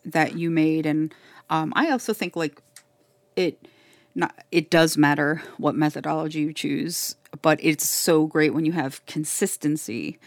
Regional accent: Miami, Florida, United States; And then I say, "Florida,"

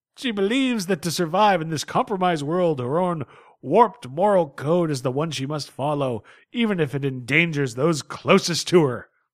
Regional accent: United States; a red blooded American male

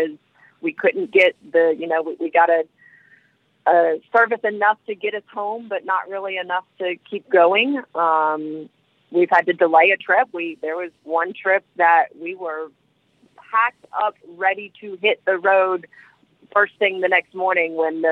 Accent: Tallahassee, Florida, United States; also born or lived in Savannah, Georgia; now in Atlanta, United States; I grew up in Tallahassee, Florida, and then moved to Savannah for a little while, and I've been in the Atlanta

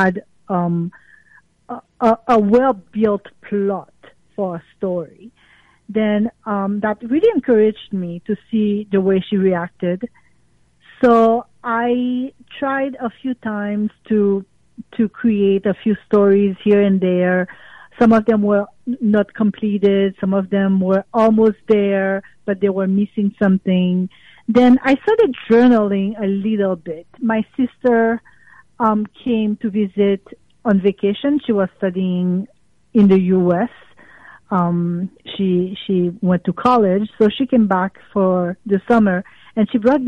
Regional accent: Port-au-Prince, Haiti; moved away; I grew up in Port-au-Prince, Haiti

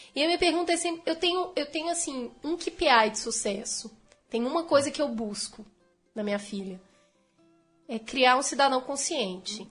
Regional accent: Belo Horizonte, Minas Gerais, Brazil; estudei em Belo Horizonte, eu sou de Belo Horizonte. Estudei em escola pública, municipal e estadual

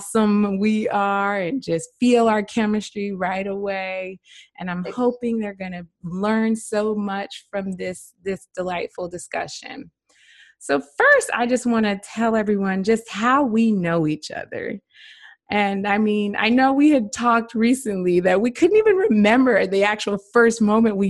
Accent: Daytona Beach, Florida, United States; moved away; I grew up in Daytona Beach

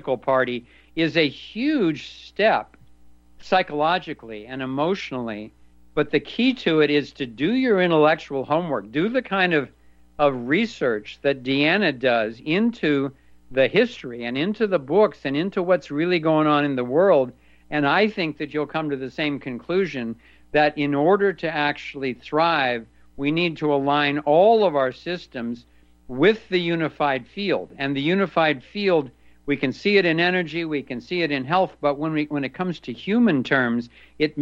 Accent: Ohio, United States; moved away; also born or lived in California; I grew up in Ohio in a very Republican family and county, really a Republican state at that point. Then I moved to California

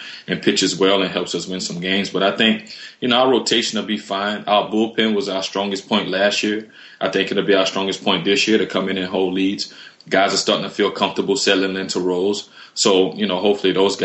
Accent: New Iberia, Louisiana, United States; my hometown, New Iberia, Louisiana

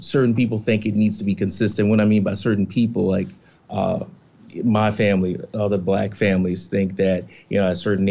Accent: Texas, United States; moved away; also born or lived in Montgomery County; I'm from Texas. I'm a native Texan

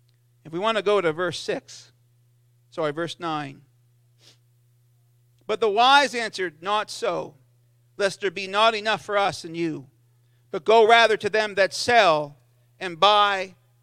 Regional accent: South East England, United Kingdom; And I remember feeling the power of God in Sunday school and growing up in Sussex.

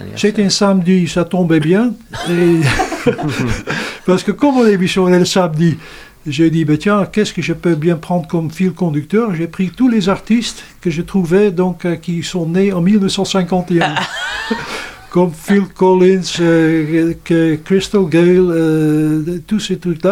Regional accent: Netherlands; moved away as an adult; now in Saint-Barthélemy-d'Anjou, France; je viens des Pays-Bas

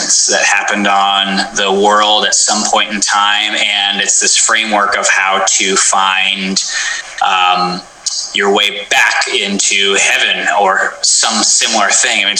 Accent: Portland, Oregon, United States; I come from Portland, Oregon. At the time we lived south

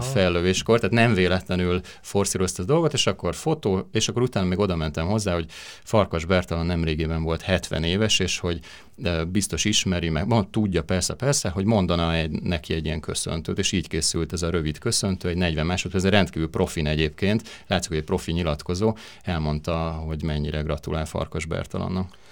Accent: Hungary; én Magyarországról jöttem

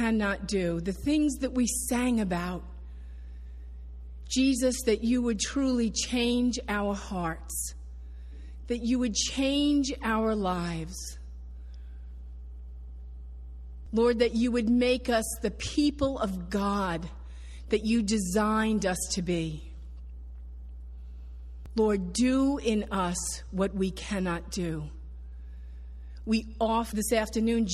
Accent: New Jersey, United States; I grew up in New Jersey

